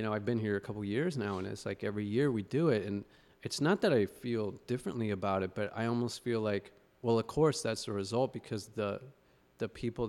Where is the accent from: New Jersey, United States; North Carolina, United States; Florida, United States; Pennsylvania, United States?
Pennsylvania, United States; Philadelphia; or I grew up in Philly.